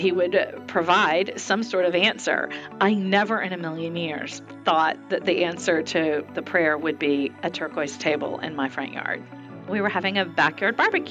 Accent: Dallas, Texas, United States; growing up in Dallas

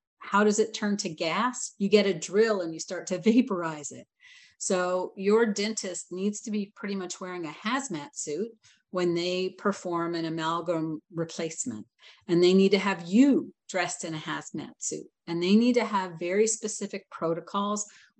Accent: Atlanta, Georgia, United States; But I'm from Atlanta.

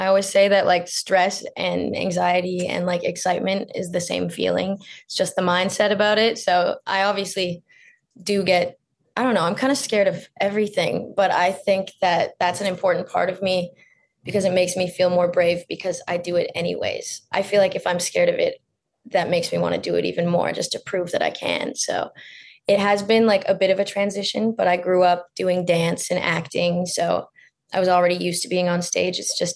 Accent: Lake Country, British Columbia, Canada; So actually Lake Country is where I grew up.

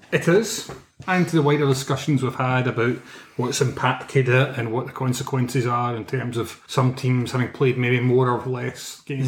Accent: Scotland, United Kingdom

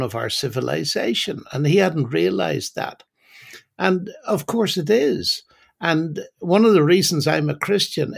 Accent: Northern Ireland, United Kingdom; now in England, United Kingdom; I'm originally from Northern Ireland, and although I've lived in England for most of my life, I still haven't lost my accent.

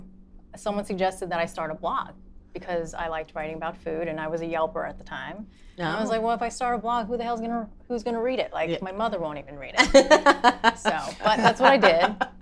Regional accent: New York City, New York, United States; We're from Queens. Everyone's Jewish.

